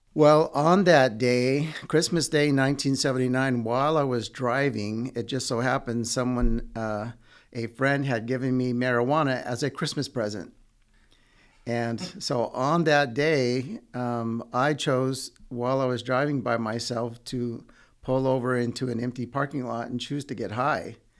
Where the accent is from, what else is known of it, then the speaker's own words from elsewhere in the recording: Redding, California, United States; also born or lived in Yuba City, California; I grew up in Northern California in a town called Redding until I was about sixteen